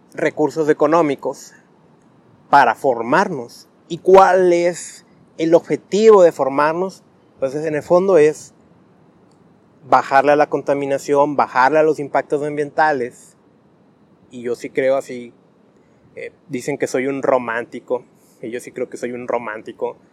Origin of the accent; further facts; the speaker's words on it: Tijuana, Baja California, Mexico; soy de Tijuana